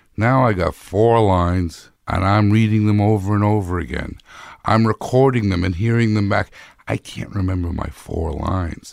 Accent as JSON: {"language": "English", "town": "Minneapolis", "region": "Minnesota", "country": "United States", "tie": "born or raised there", "also_born_or_lived": "Palm Springs", "said": "I was born in, um, uh, Minneapolis"}